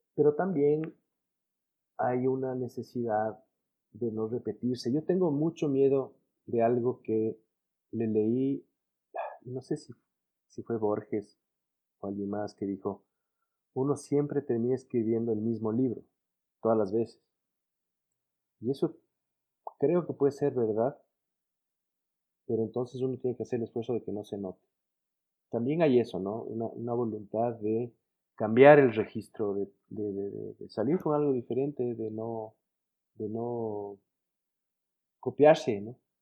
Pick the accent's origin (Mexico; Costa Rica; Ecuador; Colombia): Ecuador